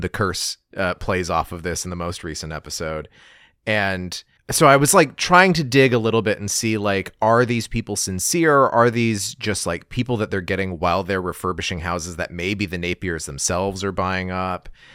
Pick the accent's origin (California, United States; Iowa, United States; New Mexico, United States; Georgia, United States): New Mexico, United States; Gallup; my hometown, Gallup, New Mexico